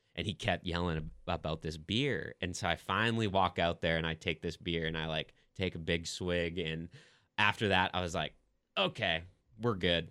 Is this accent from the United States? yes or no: yes; Sauk Rapids, Minnesota, United States; moved away as an adult; now in Nashville, United States; my experience growing up in Minnesota